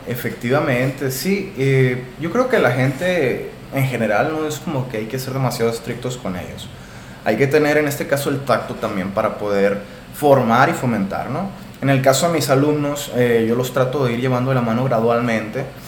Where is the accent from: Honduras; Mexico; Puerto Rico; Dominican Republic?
Mexico; Hermosillo, Sonora; soy aquí originario de Hermosillo, Sonora